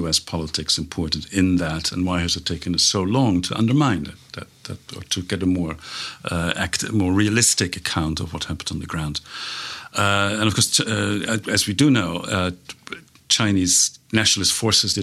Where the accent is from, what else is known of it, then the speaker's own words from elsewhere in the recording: Netherlands; moved away; I'm from the Netherlands. The country was occupied, and my parents lived through